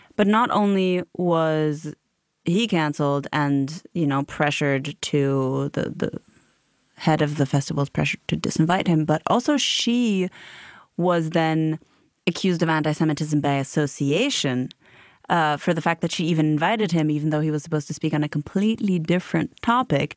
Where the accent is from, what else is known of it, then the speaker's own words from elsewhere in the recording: Germany; growing up in Germany, I, I grew up in sort of a mid-sized town